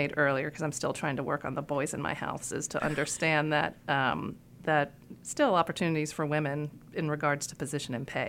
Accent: Iowa, United States; born there; I told you I was born in Iowa, and I just recently looked at a picture of my birth certificate.

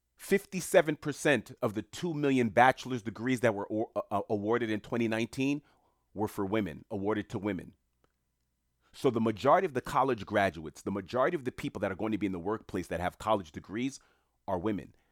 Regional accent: New York City, New York, United States; I'm a New Yorker. I'm in New York City at the time

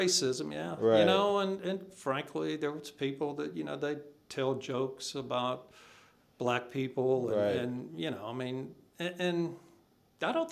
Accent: Enterprise, Alabama, United States; moved away as an adult; also born or lived in North Carolina / Charlotte, North Carolina / Hattiesburg, Mississippi / Troy, Alabama; now in Nashville, United States; growing up in Enterprise, Alabama

